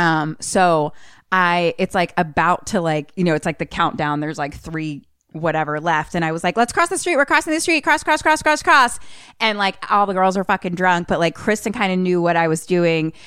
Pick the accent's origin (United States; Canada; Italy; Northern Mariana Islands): United States; Philadelphia, Pennsylvania; I grew up in Philly and I have lots of brothers